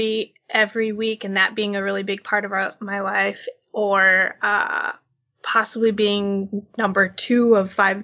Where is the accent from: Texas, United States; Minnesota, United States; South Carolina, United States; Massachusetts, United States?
Minnesota, United States; we grew up in Minnesota.